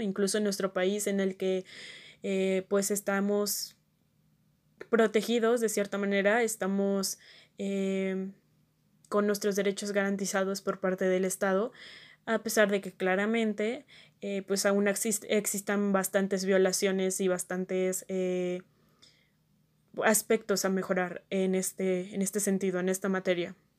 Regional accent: Mexico; nosotros como mexicanos

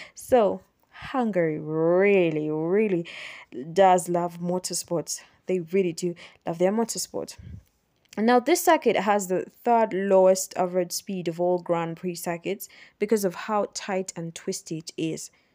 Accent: Kampala, Central Region, Uganda; I am from Uganda. I'm from Kampala, Uganda.

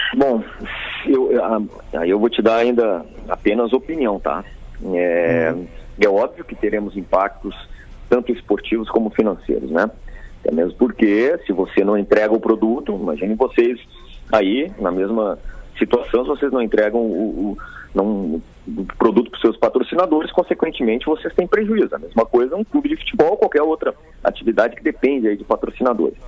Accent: Rio Grande do Sul, Brazil; como gaúcho que sou.

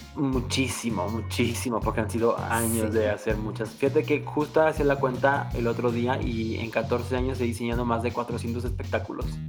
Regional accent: Morelos, Mexico; moved away as an adult; now in Mexico City, Mexico; me urgía terminar de estudiar para venirme a la Ciudad de México, porque yo soy de Morelos

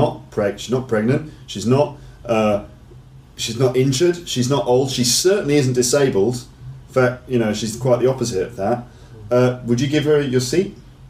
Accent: London, United Kingdom; I guess as a Londoner

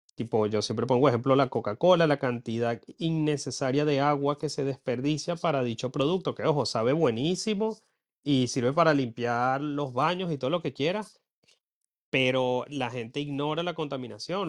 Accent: Venezuela; moved away as an adult; now in Ireland; yo en Venezuela recuerdo que me sentía mal porque en mi pueblo no se reciclaba

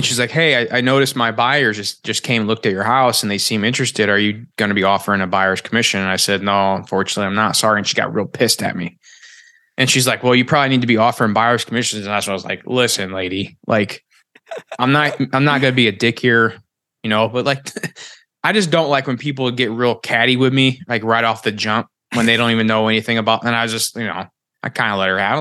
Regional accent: Missouri, United States; moved away; where I came from, I'm from Missouri

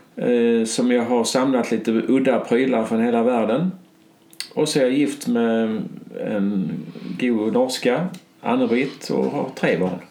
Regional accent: Skåne, Sweden; på den här lilla gården där jag är född

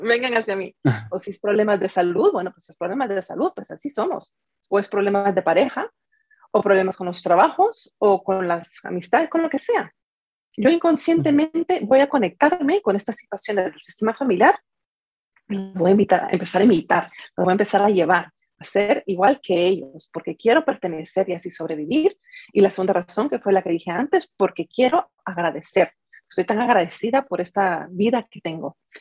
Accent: Guatemala; also born or lived in San José, California; now in San Jose, United States; soy de Guatemala. Ahí crecí y en este momento pues estoy viviendo en, en San José, en California

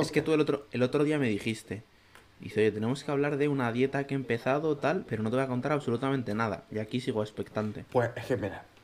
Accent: Zaragoza, Aragon, Spain; moved away as an adult; now in Madrid, Spain; Yo soy de Zaragoza, pero estoy viviendo en Madrid.

